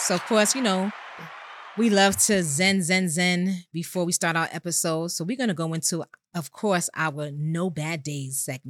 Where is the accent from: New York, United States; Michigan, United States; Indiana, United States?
New York, United States; New York City; I hail from Co-op City, Section 5. Don't ever zone my shit. I represent everything Bronx, as we all know.